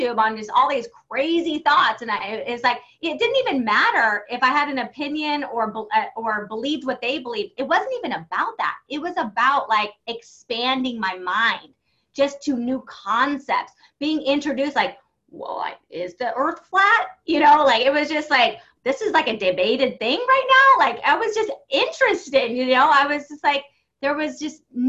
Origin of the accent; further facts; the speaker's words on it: San Diego, California, United States; I grew up in San Diego